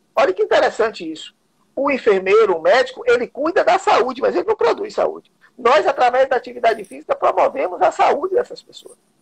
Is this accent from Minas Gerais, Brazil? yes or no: no; Vitória da Conquista, Bahia, Brazil; now in Salvador, Brazil; sou de Vitória da Conquista